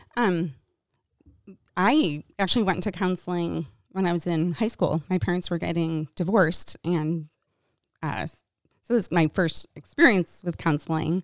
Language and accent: English; Michigan, United States; I grew up in Michigan.